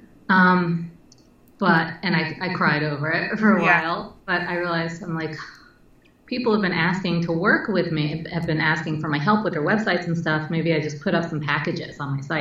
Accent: New York City, New York, United States; growing up in New York City when it was dirty and filled with perverts and muggers

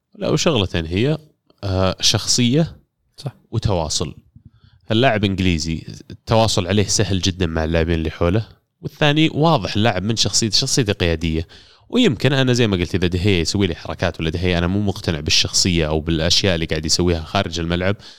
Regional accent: Saudi Arabia; عندنا كسعوديين

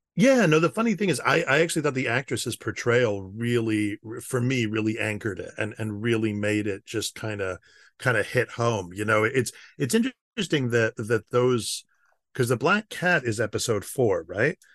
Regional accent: United States; I'm an American.

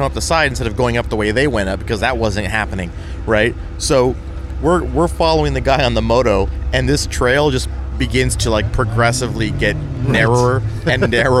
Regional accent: San Diego, California, United States; I grew up in San Diego, grew up in California, I lived here my whole life

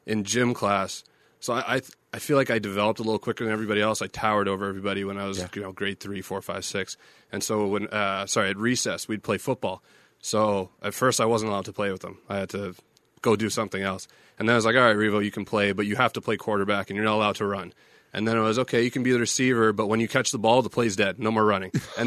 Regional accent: Winnipeg, Manitoba, Canada; moved away as an adult; also born or lived in Pittsburgh; now in Las Vegas, United States; it's my hometown, too

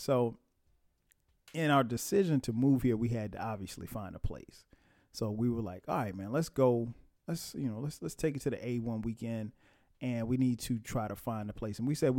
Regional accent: Florence, South Carolina, United States; I grew up in Florence, South Carolina. And Florence isn't a big place. I mean, maybe 70, 80,000 people maybe at this time.

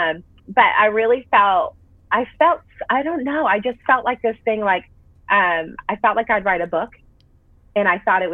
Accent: Massachusetts, United States; also born or lived in Florida / Nashville, Tennessee; now in Franklin, United States; So I grew up in Massachusetts, moved to Florida, met my husband there

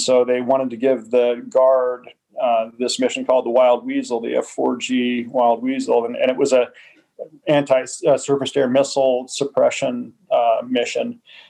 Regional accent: United States; The truth is I'm an American patriot and always loved, you know, the idea of our military.

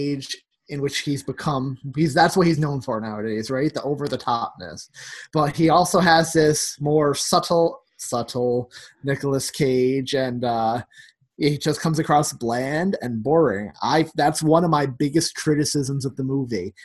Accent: New York City, New York, United States; as a New Yorker

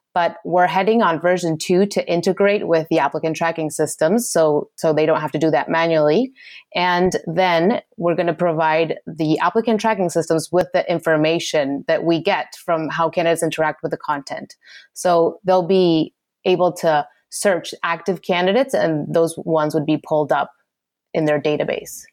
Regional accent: Argentina; moved away; I'm originally from Argentina

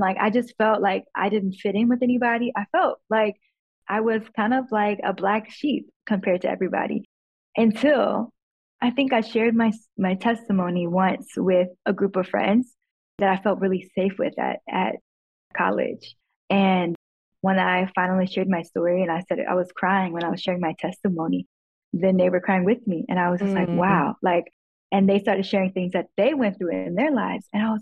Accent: Chicago, Illinois, United States; moved away; I grew up in Chicago in the hood.

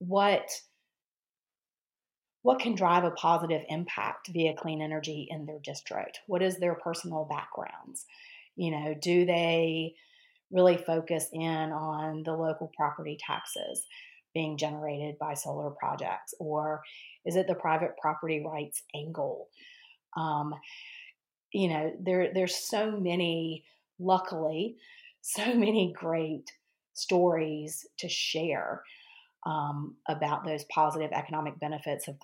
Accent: North Carolina, United States; I grew up in North Carolina, went to Carolina

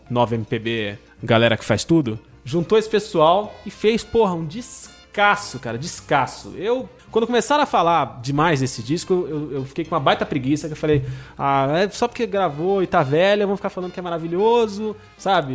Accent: Marapé, São Paulo, Brazil; como dizem lá na minha terra, lá no Marapé

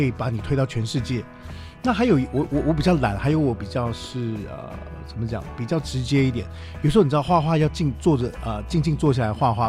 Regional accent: Taiwan; 我们台湾这块土地

